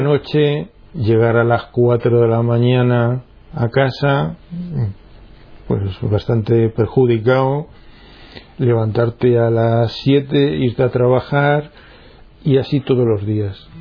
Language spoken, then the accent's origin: Spanish; Minas de Riotinto, Andalusia, Spain; Nací en Minas de Rutinto, en Huelva, en una familia, digamos, cristiana, normal, de misa dominical